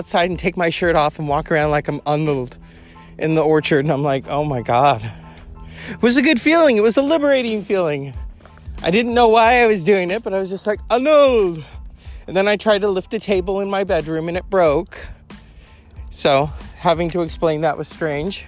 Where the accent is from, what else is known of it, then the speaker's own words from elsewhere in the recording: California, United States; I am a Californian. I was born and raised here